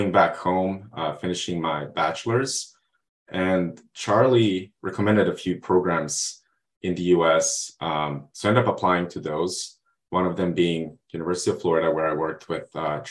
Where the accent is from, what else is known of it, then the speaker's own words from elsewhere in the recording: Montenegro; moved away as an adult; now in United States; I'm originally from Montenegro. And when I was finishing high school